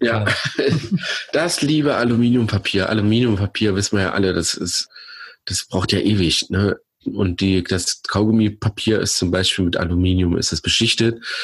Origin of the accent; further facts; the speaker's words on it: Germany; Ich komme aus der Eifel. Ich wohne quasi direkt am Westwall